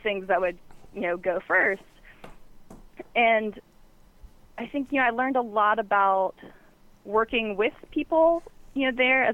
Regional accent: the South, United States; moved away; I'm from the South originally

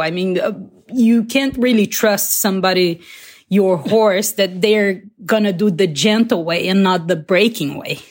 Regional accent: Barretos, São Paulo, Brazil; I'm from Brazil a little town called uh, Barretos in the countryside

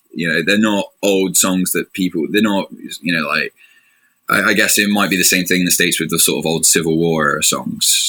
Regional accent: England, United Kingdom; accent: thick English; I'm not in my really thick English accent

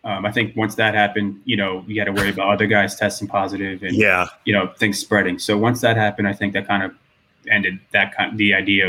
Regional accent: Worcester, Massachusetts, United States; moved away as an adult; now in Los Angeles, United States; I'm from Massachusetts, Worcester. I grew up in Mass.

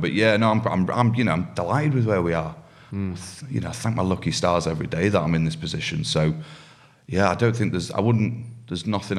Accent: Yorkshire and the Humber, United Kingdom; I'm a Yorkshireman.

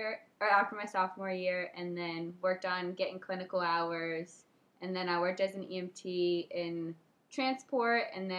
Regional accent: Connecticut, United States; moved away as an adult; also born or lived in Florida; I'm originally from Connecticut. I went to school down in Florida at Stetson University.

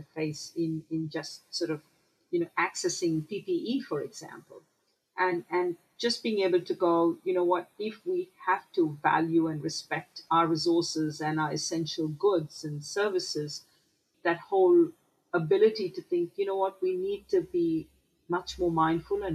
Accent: Mumbai, Maharashtra, India; moved away; I remember growing up in Mumbai

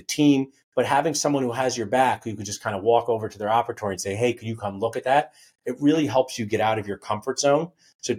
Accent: New Jersey, United States; I was from New Jersey. I'm from New Jersey, and we had this Best Buy

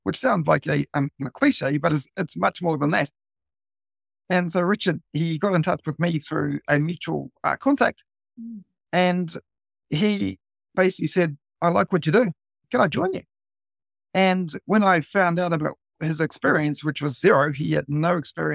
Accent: New Zealand; now in Tokyo, Japan; being a Kiwi, well, actually being a non-Japanese here in Japan

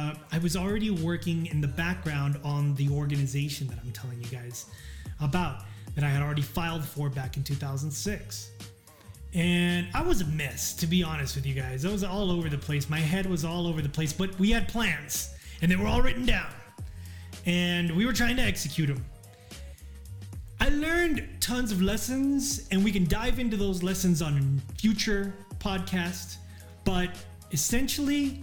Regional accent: El Paso, Texas, United States; my hometown of El Paso

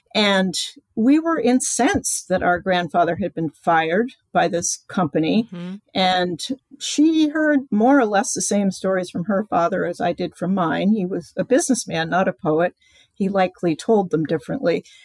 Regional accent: East Coast, United States; I grew up on the East Coast.

